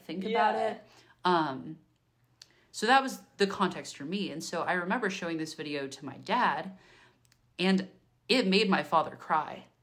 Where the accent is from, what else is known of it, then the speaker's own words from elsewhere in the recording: Bay Area, Northern California, United States; I'm from Northern California, I'm from the Bay Area, so I'm from an urban, liberal area